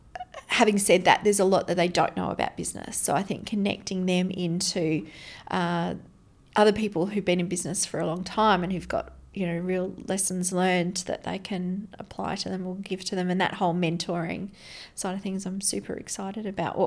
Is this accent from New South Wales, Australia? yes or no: no; Brisbane, Queensland, Australia; born there; I was born in Brisbane.